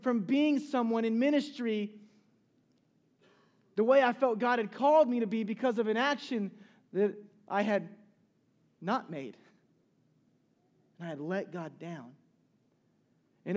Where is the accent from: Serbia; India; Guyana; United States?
United States; Charleston, South Carolina; I'm from Charleston, South Carolina